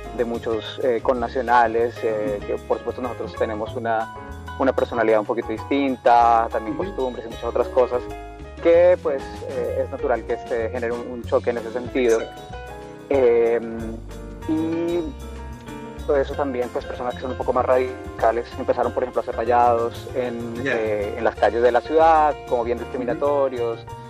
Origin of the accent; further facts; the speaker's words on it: Barranquilla, Atlántico, Colombia; moved away as an adult; now in Antofagasta, Chile; nací en, Barranquilla, en Colombia, y pues vivo aquí ya. Em, llegué a Chile en el año 2005